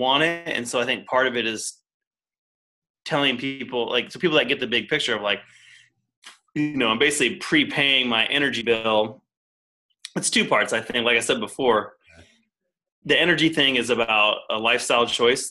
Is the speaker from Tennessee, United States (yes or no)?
yes; Tennessee, United States; moved away; I grew up in Tennessee, Tennessee Valley, TVA